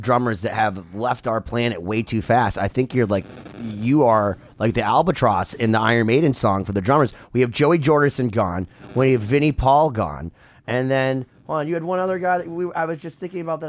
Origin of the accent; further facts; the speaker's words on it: Massachusetts, United States; because we're from Massachusetts